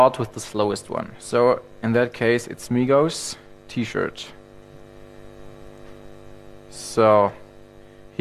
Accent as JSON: {"language": "English", "country": "Germany", "said": "I'm from Germany"}